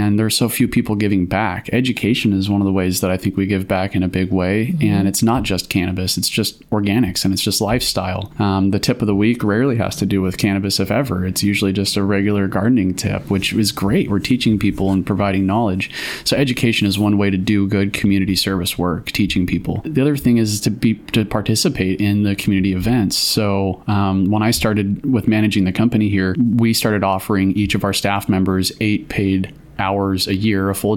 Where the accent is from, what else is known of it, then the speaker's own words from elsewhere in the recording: Cave Junction, Oregon, United States; I grew up in Cave Junction, went to high school and graduated high school there